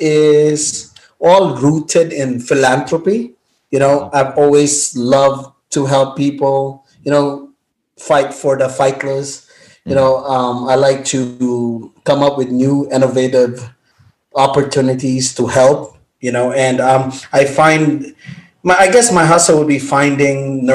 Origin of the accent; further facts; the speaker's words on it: Philippines; moved away as an adult; also born or lived in Makati; now in United States; I was born and raised in the Philippines, and I lived there for 18 years before I moved